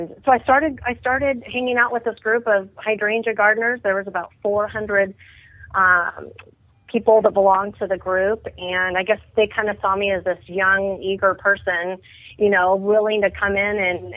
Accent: Orange County, Southern California, United States; moved away as an adult; also born or lived in New York City / Atlanta, Georgia; I grew up here in Orange County in Southern California, and we grew up with a big backyard, and we're about just a few miles inland from the beach, a coastal garden, if you will.

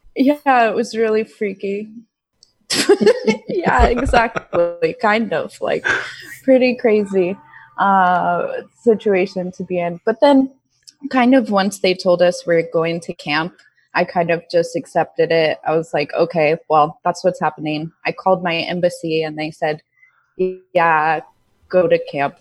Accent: United States; moved away as an adult; now in Vietnam; I'm from America

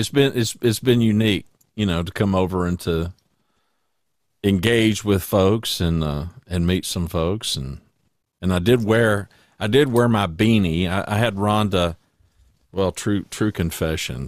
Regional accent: Louisiana, United States; moved away as an adult; also born or lived in Ada, Oklahoma; now in Hot Springs Village, United States; I was born in nineteen fifty-seven in Ada, and we left, uh, I was in third grade, and we moved to Louisiana, and I pretty much, until I got married, spent the rest of my life growing up in Louisiana

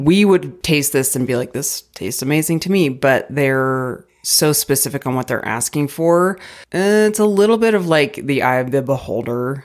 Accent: United States; as an American

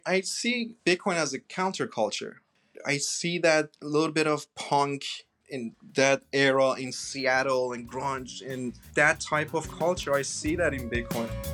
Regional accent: Iran; moved away; I'm originally from Iran

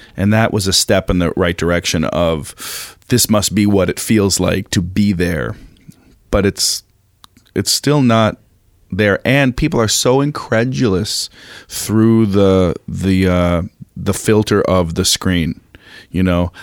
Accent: Minneapolis, Minnesota, United States; moved away as an adult; also born or lived in New York; I grew up in Minneapolis

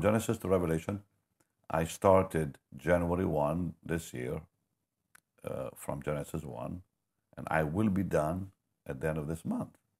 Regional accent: Israel; moved away; also born or lived in Toronto; I'm from Israel

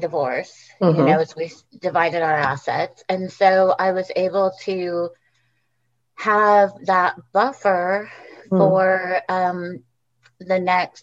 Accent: California, United States; moved away as an adult; also born or lived in Texas; now in Portland, United States; I grew up in California

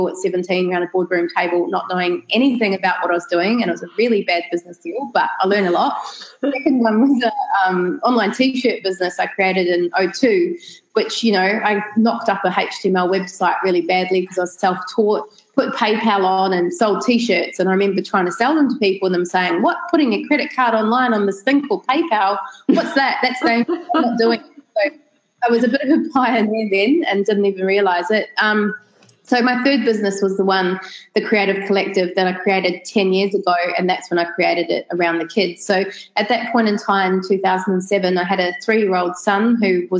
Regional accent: New Zealand; moved away as an adult; also born or lived in Australia / London, United Kingdom; now in Sunshine Coast, Australia; I'm originally from New Zealand. And then when I was 11 years old, my whole family moved to Australia. Right. After less than a year, as a teacher couldn't find work, we all moved back

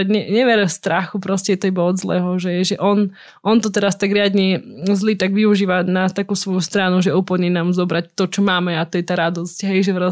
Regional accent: eastern Slovakia, Slovakia; accent: East Slovak; Inak hovorím aspoň trošku po východniarsky.

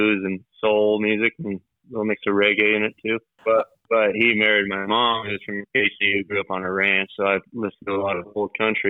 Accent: Kaycee, Wyoming, United States; moved away as an adult; now in Casper, United States; Originally I'm from Casey, Wyoming. I live in Casper, Wyoming now.

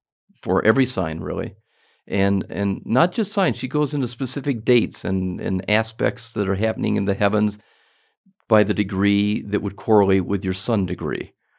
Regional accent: Detroit, Michigan, United States; to Detroit, where I'm from, next weekend

